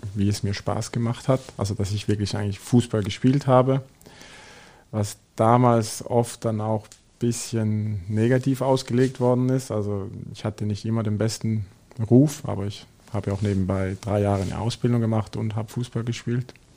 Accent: Switzerland; moved away as an adult; now in Germany; ich bin aus der Schweiz gekommen

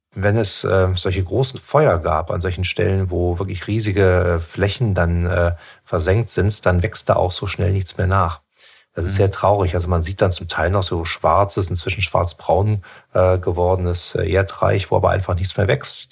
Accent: Germany; bei uns in Deutschland

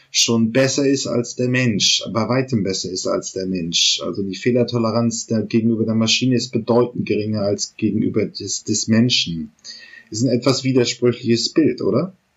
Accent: the North, Northern Germany, Germany; ich komme ja hier auch aus dem Norden

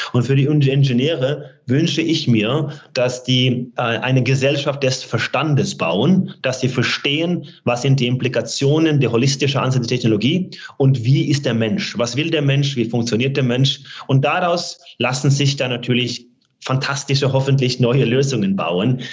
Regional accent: Norway; moved away; meiner Heimat Norwegen

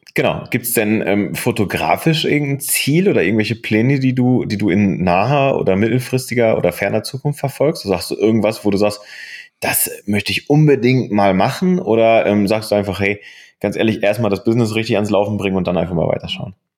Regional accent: Bochum, North Rhine-Westphalia, Germany; moved away; also born or lived in Aachen; ich bin 1983 in äh, Bochum geboren ähm, und äh, bin im Herzen nach wie vor Bochumer.

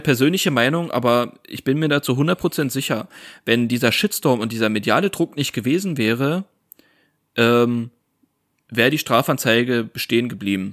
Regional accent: Saxony, Germany; Wir kommen ja aus Sachsen

